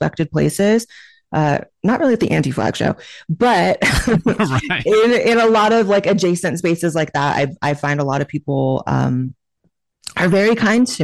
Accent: Chico, California, United States; moved away as an adult; also born or lived in Hollywood, California; now in Austin, United States; I grew up in a town called Chico, California

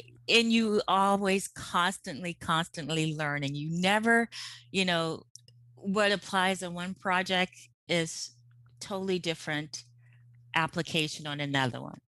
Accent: suburban Maryland, United States; moved away as an adult; now in California, United States; we, um, grew up in, um, suburban Maryland

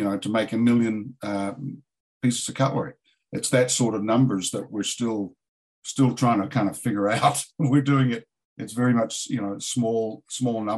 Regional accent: New Zealand; also born or lived in San Diego / Asheville, North Carolina; now in United States; I'm a Kiwi

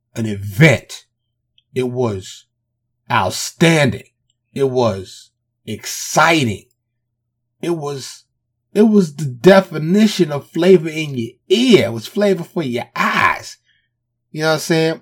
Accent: New York City, New York, United States; I grew up in New York.

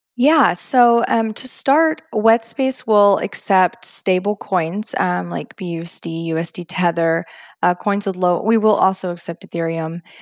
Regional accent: Texas, United States; now in Florida, United States; growing up in Texas

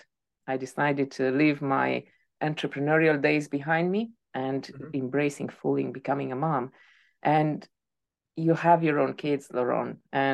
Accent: Romania; moved away as an adult; also born or lived in Spain; I am from Romania, and I moved to different countries over the years.

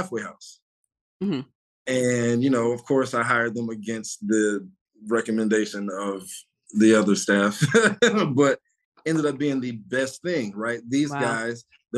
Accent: Detroit, Michigan, United States; I'm from Southwest Detroit.

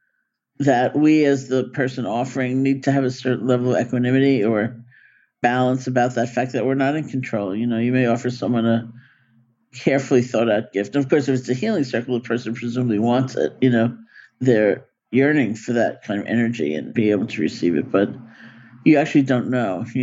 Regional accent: New York City, New York, United States; I grew up in New York City.

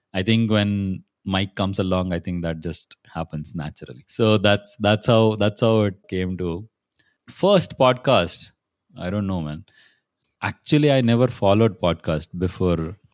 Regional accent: Pune, Maharashtra, India; I'm from Pune

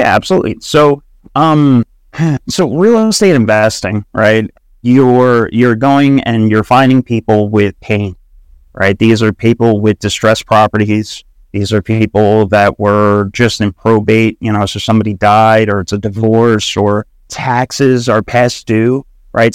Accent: Long Island, New York, United States; I was born and raised in New York, Long Island.

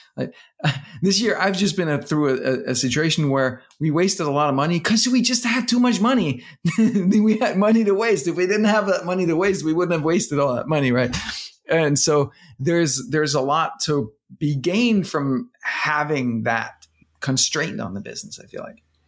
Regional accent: Denmark; now in United States; I'm from Denmark

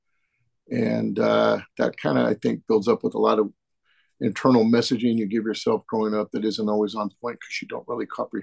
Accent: Northern California, United States; I was born out in Southern California, out in the desert area, but family relocated up to Northern California.

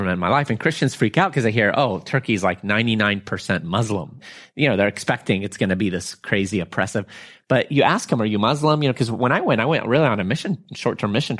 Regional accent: United States; I'm from America

